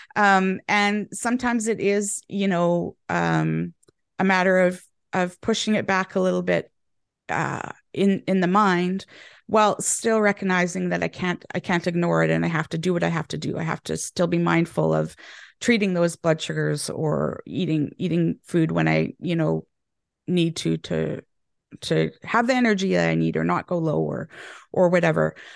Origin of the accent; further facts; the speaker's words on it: Canada; moved away as an adult; now in England, United Kingdom; I'm Canadian now living in England and they have changed my language a little bit.